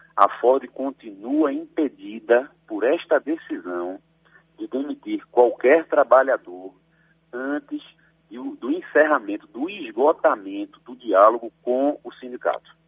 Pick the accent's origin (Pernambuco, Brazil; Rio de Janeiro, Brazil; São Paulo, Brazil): Pernambuco, Brazil; Recife; moved away as an adult; also born or lived in Bahia; now in Salvador, Brazil; Nasci em Recife, Pernambuco, mas já estou na Bahia há 12 anos. Obviamente que o sotaque é nossa origem, nossa raiz não perde nunca